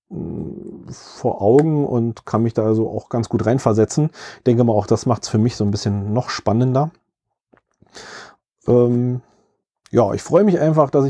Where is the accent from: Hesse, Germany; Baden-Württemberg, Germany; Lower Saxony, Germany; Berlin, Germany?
Berlin, Germany; Ich selbst kann als Berliner mich da so ein bisschen noch mit in das Buch reinversetzen, weil das Buch größtenteils in Berlin spielt.